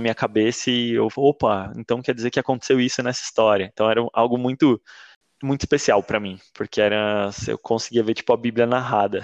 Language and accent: Portuguese; São Paulo, Brazil; Nasci em São Paulo